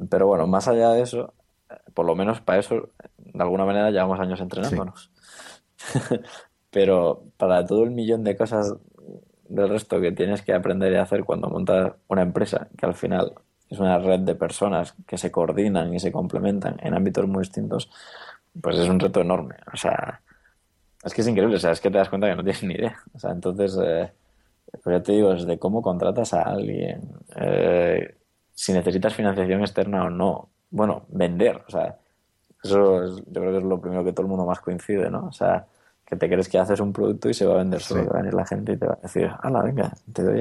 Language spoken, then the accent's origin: Spanish; Granada, Andalusia, Spain; Y claro, volvemos a Granada porque yo soy de Granada